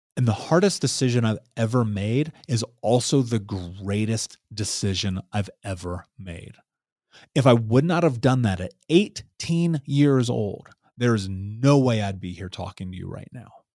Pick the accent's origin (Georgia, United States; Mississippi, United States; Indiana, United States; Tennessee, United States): Indiana, United States; Indianapolis; So I grew up in Indianapolis, in Indiana